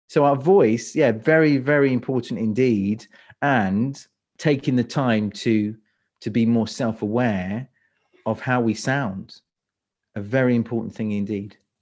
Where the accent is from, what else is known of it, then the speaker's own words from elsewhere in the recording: London, United Kingdom; moved away as an adult; now in Croatia; I live in Croatia. I'm from London. So, uh, U K is, is my, is my native